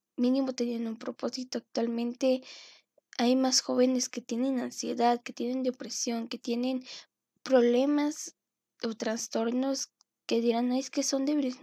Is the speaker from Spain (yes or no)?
no; Mexico; tanto como latino o como mexicano